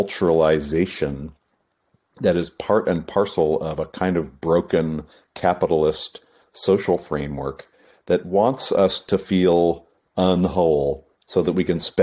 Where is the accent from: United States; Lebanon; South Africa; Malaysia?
United States; New England; I grew up in New England in the East Coast, and so, you know, the land of the Puritans